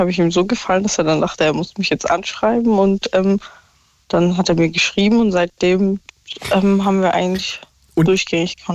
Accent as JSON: {"language": "German", "town": "Stuttgart", "region": "Baden-Württemberg", "country": "Germany", "said": "also ich komme ja aus Stuttgart und er aus Berlin."}